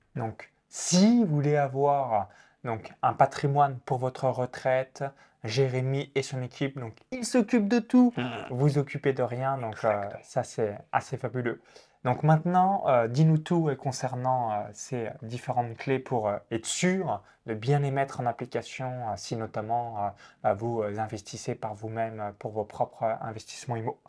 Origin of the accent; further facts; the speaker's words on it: countryside 20 km from Chalon-sur-Saône, Bourgogne-Franche-Comté, France; j'ai grandi euh, dans la campagne à 20 km de Chalon-sur-Saône